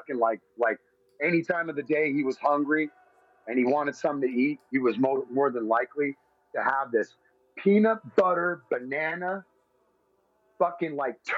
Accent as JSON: {"language": "English", "town": "Lubbock", "region": "Texas", "country": "United States", "said": "I live in the land of …. I'm from Lubbock, Texas"}